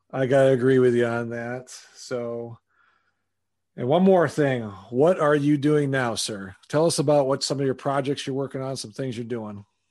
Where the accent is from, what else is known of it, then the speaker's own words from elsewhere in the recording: Wisconsin, United States; I'm from Wisconsin originally, so I grew up there in the '80s